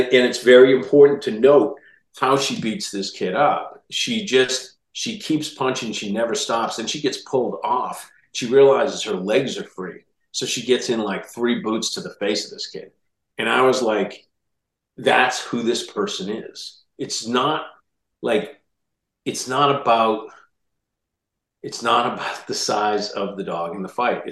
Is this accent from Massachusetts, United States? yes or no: yes; Boston, Massachusetts, United States; We grew up in Dorchester, just south of the South Boston line